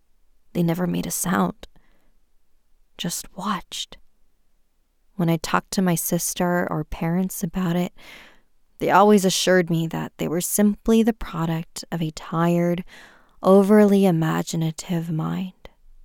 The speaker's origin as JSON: {"language": "English", "country": "China", "tie": "born or raised there", "said": "Growing up in China, I remember forcing my eyes shut as hard as I could every night"}